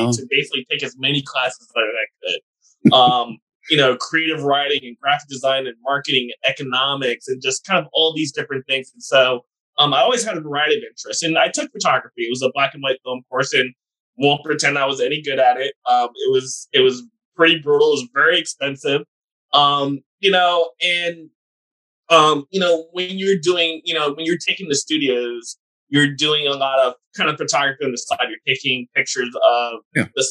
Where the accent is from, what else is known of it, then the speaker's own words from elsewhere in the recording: New Jersey, United States; moved away as an adult; also born or lived in Texas / Houston, Texas / North Carolina; now in Raleigh, United States; I grew up in New Jersey.